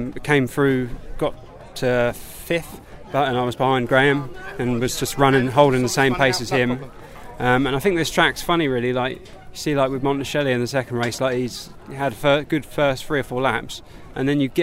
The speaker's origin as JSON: {"language": "English", "region": "England", "country": "United Kingdom", "said": "we're English. We are what we are"}